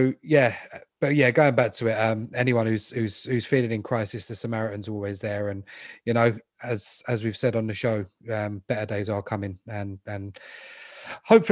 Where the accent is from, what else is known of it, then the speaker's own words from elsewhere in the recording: London, United Kingdom; I was born in London. I've always lived here.